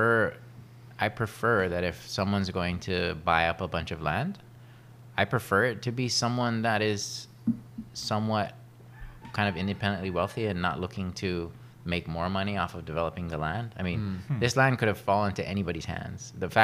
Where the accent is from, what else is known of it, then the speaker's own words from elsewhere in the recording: Kauai, Hawaii, United States; also born or lived in Oahu; Well, I was born on Oahu. {S2} Born on Oahu. {S1} Yeah, and then grew up on mostly on Kauai, and I went to kind of back and forth between Oahu and Kauai for my education, and then I went to college in the mainland in California